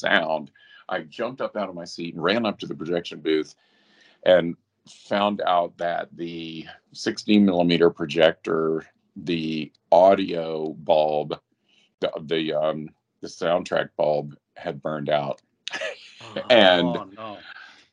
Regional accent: Asheville, North Carolina, United States; I grew up in Asheville, North Carolina

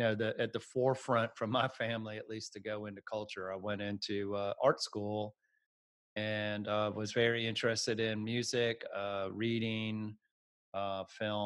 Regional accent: Atlanta, Georgia, United States; I grew up in the Atlanta area

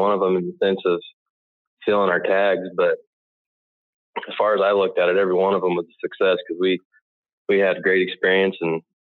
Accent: Colorado, United States; I grew up out in Colorado.

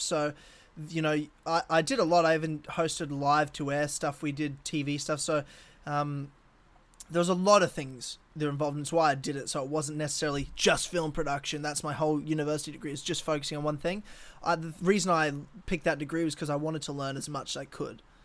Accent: Brisbane, Queensland, Australia; my hometown 'cause I love Brisbane

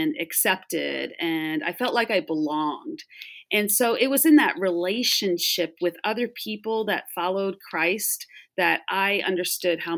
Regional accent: Long Island, New York metro area, United States; now in Florida, United States; I grew up in the New York metro area out on Long Island.

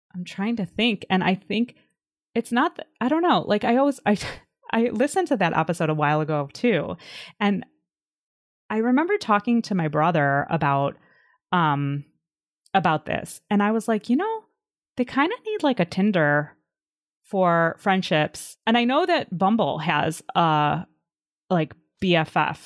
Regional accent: Illinois, United States; moved away as an adult; also born or lived in Washington, D.C.; I grew up in in Illinois, and then when I was in my early twenties after college, I moved to DC

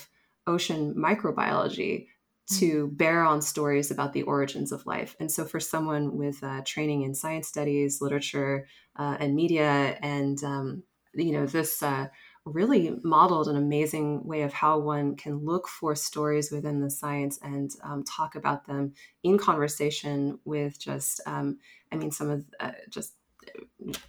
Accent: California, United States; I'm originally from California.

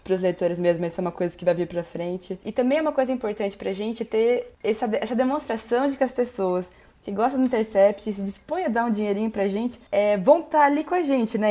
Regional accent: Marília, São Paulo, Brazil; moved away as an adult; also born or lived in Curitiba, Brazil; now in Brasília, Brazil; eu saí de Marília e fui para Curitiba

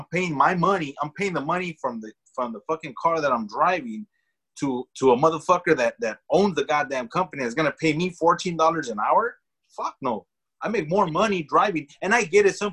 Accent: Los Angeles, California, United States; I grew up in the Echo Park area

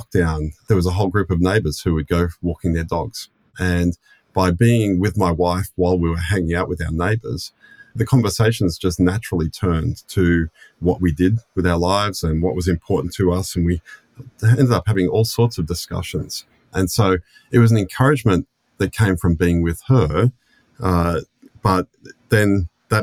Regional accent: Sydney, New South Wales, Australia; moved away as an adult; now in Melbourne, Australia; I grew up in Sydney, born and raised in Sydney

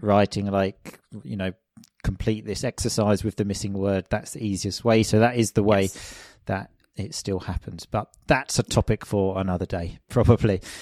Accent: England, United Kingdom; moved away as an adult; also born or lived in Sicily; I'm obviously from England, which, as I think most people know, is not the sunniest place in the world

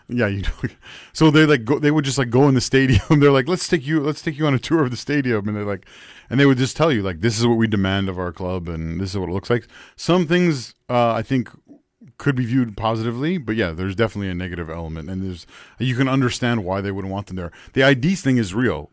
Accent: York Region, Ontario, Canada; I grew up in in York region

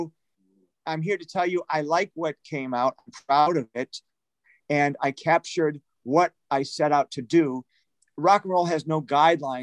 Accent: Detroit, Michigan, United States; now in Los Angeles, United States; a buddy of mine who I grew up with in Detroit

